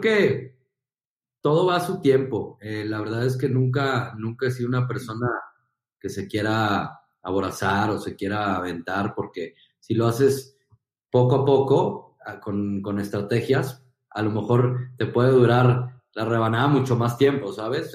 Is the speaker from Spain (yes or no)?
no; Guadalajara, Jalisco, Mexico; moved away as an adult; also born or lived in Monterrey; regresar a, Guadalajara más fuerte que antes, eh, con una experiencia de tres años en Monterrey increíble. Eh, regresar como empresario a mi tierra